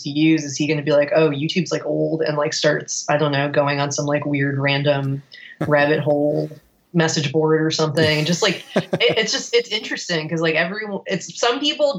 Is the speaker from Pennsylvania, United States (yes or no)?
no; South Florida, United States; we're from South Florida